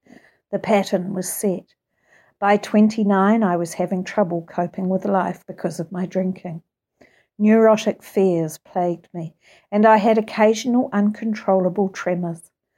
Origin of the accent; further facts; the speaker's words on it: Kansas, United States; I was raised in Kansas, the only child of loving parents who just drank socially.